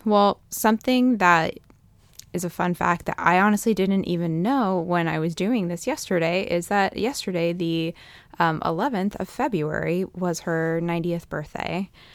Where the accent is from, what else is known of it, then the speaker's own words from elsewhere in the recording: East Coast, United States; now in Fresno, United States; growing up in the East Coast